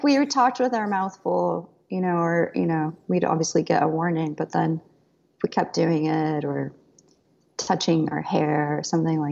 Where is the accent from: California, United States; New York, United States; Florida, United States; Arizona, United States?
Arizona, United States; when we were kids growing up in Arizona